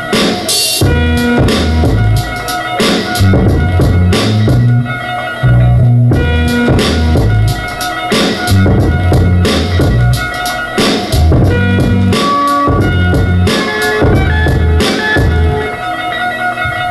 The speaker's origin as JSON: {"language": "English", "town": "Oakland", "region": "California", "country": "United States", "moved": "yes", "said": "I'm a producer from Oakland, California"}